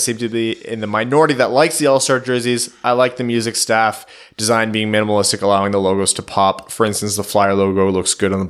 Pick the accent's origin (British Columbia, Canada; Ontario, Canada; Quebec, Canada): Ontario, Canada; Windsor; I was born and raised in Windsor, Ontario, so I can see Joe Louis Arena from my house.